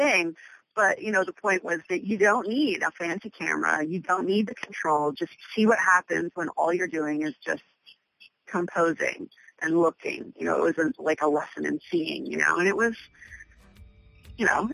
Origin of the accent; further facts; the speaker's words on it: Pennsylvania, United States; moved away; also born or lived in Boston / New York City; growing up in Pennsylvania